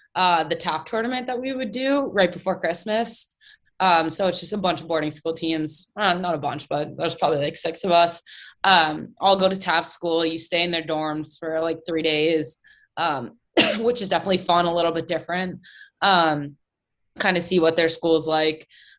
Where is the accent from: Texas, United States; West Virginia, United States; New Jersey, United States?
New Jersey, United States; Yeah, I was big Devils fan, still am.